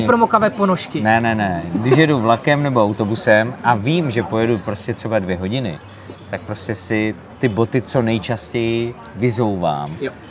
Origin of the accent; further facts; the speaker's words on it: Moravia, Czechia; prostě jsme Moraváci